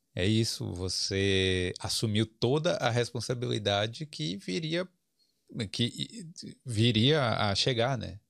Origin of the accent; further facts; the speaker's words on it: Brazil; now in Ireland; eu, brasileiro